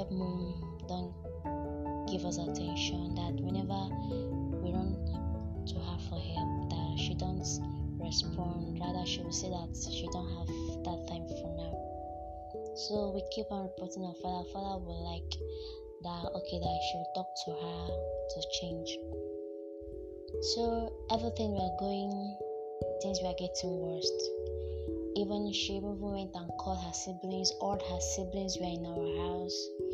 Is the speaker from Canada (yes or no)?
no; Imo, Nigeria; I'm from Imo State in Ezenitem, Bisi, Udo